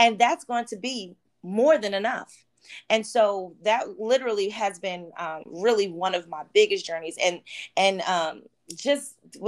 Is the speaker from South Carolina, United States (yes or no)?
no; Oxnard, California, United States; also born or lived in Baltimore, Maryland; So let's see. I was born in Baltimore, Maryland. We moved to Oxnard